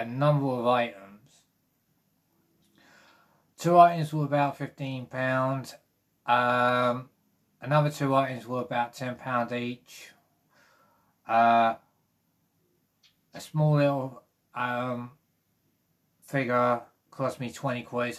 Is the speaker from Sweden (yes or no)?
no; South East England, United Kingdom; I'm from the southeast